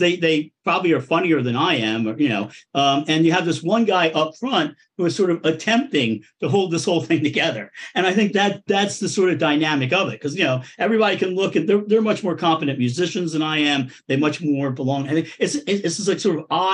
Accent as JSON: {"language": "English", "town": "Coatesville", "region": "Pennsylvania", "country": "United States", "tie": "born or raised there", "also_born_or_lived": "South Philadelphia", "moved": "yes", "lives_now": "Philadelphia, United States", "said": "A steel town called Coatesville"}